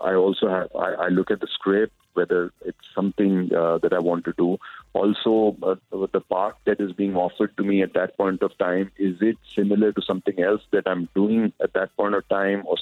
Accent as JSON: {"language": "English", "region": "Punjab", "country": "India", "said": "I'm being from Punjab"}